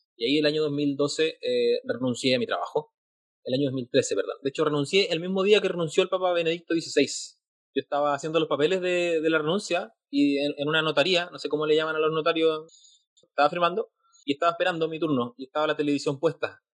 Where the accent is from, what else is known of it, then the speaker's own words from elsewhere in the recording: Chile; Yo soy de Chile